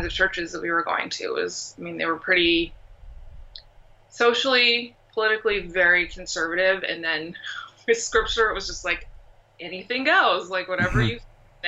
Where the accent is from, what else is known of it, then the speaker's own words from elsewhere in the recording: Portland, Oregon, United States; I grew up here in Portland, Oregon, where I live now